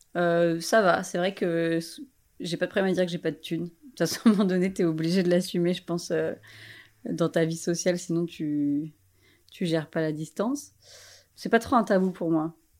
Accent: Paris, Île-de-France, France; je suis parisienne

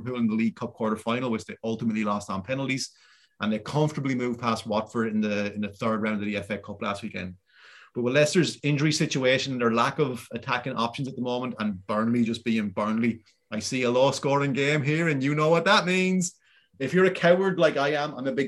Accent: Wexford, Leinster, Ireland; We're from Wexford. We are the yellow bellies.

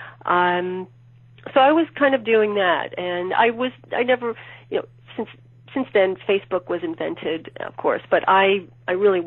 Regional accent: New York City, New York, United States; I'm from New York City originally, and at the time I was living in Williamsburg, Brooklyn

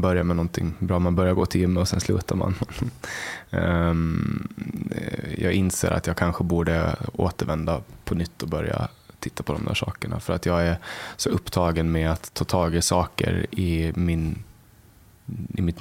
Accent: Åland, Finland; den är väldigt hierarkisk och alla förstår den, åtminstone där jag kommer ifrån. Ålänningar förstår den.

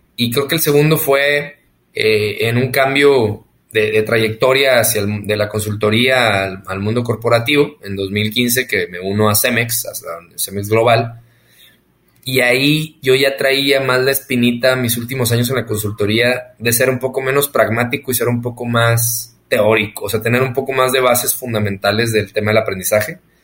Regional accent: northern Mexico, Mexico; accent: norteño, golpeado; Soy norteño, hablo así golpeado.

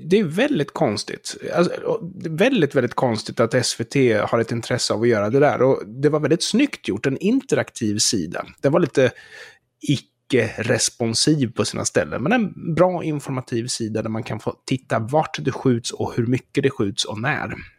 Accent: Sweden; som svensk

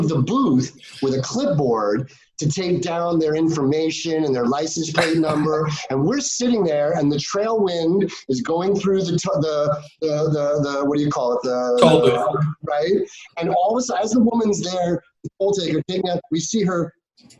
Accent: New York, United States; moved away; I love New York. I am from New York, but I am not a city guy

